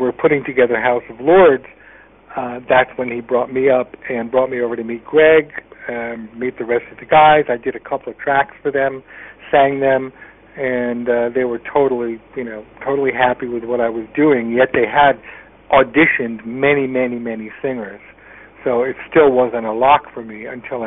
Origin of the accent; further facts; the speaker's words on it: Connecticut, United States; I was a guy from Connecticut